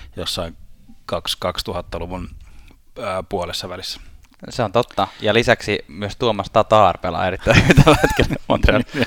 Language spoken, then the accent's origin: Finnish; Helsinki, Uusimaa, Finland; me ollaan Helsingistä